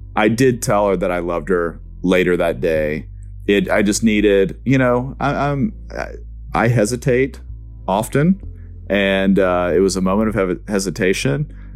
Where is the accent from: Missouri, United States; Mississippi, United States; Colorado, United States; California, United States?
Mississippi, United States; Tupelo; I'm from Tupelo, Mississippi